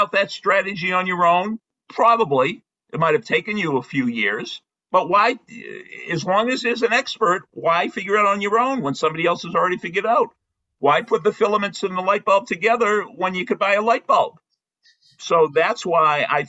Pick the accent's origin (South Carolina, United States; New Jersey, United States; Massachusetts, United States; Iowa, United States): Massachusetts, United States; Boston; when I was growing up in Brighton, Massachusetts